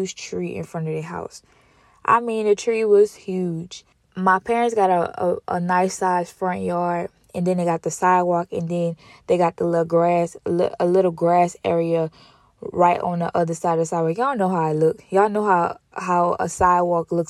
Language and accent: English; Louisiana, United States; I'm from Louisiana, and we only really got two seasons